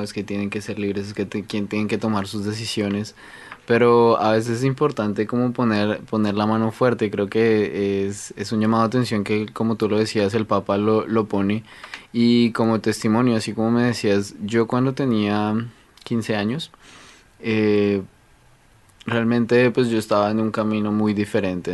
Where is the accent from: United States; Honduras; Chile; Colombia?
Colombia; now in Canada; yo vengo de Colombia